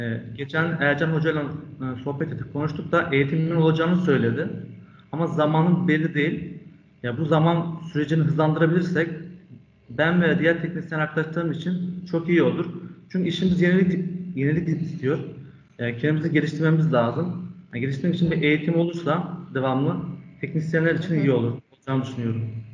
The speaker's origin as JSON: {"language": "Turkish", "region": "Ankara", "country": "Turkey", "tie": "born or raised there", "said": "1995 Ankara doğumluyum."}